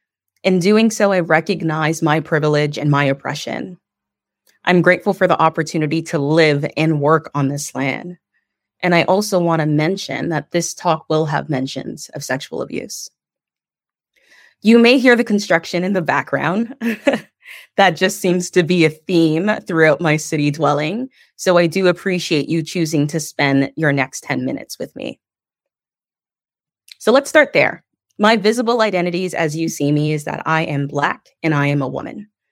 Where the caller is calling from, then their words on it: Toronto, Ontario, Canada; Today, I'm calling in from Niagara Falls instead of where I'm usually residing, which is in Toronto.